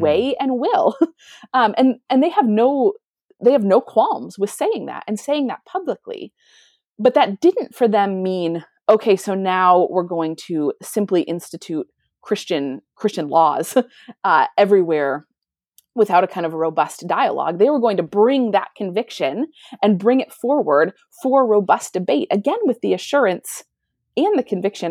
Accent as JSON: {"language": "English", "country": "United States", "also_born_or_lived": "Europe", "moved": "as an adult", "lives_now": "Canada", "said": "I am American, but I have not lived in America for many years"}